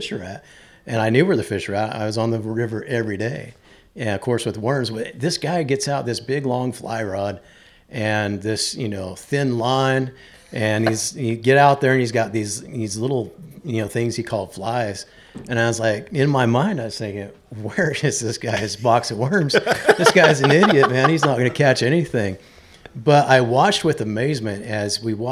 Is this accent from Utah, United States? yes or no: yes; Salt Lake City, Utah, United States; moved away; also born or lived in Western North Carolina; originally, I grew up in Salt Lake City, Utah.